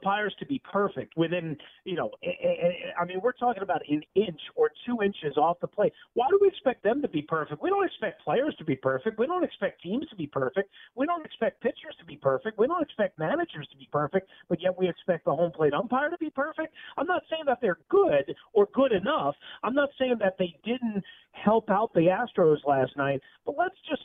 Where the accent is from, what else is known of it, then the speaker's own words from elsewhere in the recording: New York, United States; growing up in New York